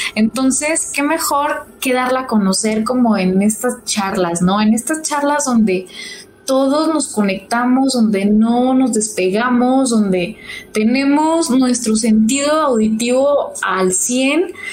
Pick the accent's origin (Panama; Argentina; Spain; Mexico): Mexico; Santiago Papasquiaro, Durango; now in Durango, Mexico; yo soy foránea, este, yo soy de la tierra del Pinole